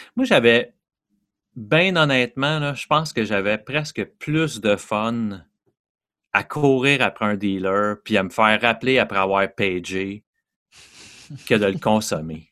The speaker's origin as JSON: {"language": "French", "town": "Montreal", "region": "Quebec", "country": "Canada", "tie": "born or raised there", "said": "je viens de Montréal, un petit gars de l'Est de Montréal"}